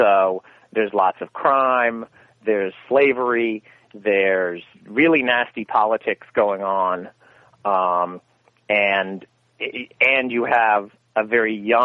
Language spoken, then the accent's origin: English; the South, United States; I'm from the South